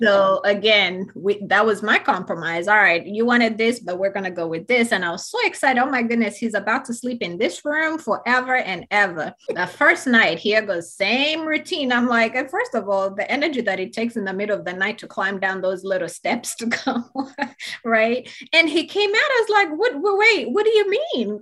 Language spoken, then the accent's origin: English; Uganda; moved away; I grew up in Uganda, very different lifestyle. I grew up in boarding school